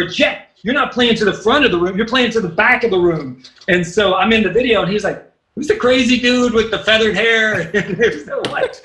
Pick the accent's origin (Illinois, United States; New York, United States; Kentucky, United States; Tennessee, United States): Kentucky, United States; growing up, we didn't really say, hey, we're from the South